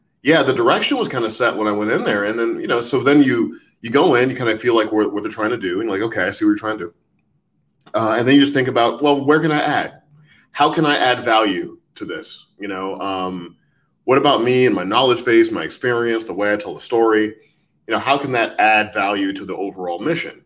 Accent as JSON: {"language": "English", "town": "St. Louis", "region": "Missouri", "country": "United States", "tie": "born or raised there", "said": "I grew up in St. Louis"}